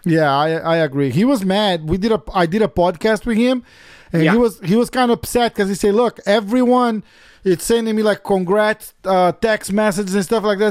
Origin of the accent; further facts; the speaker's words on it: São Paulo, Brazil; I'm from São Paulo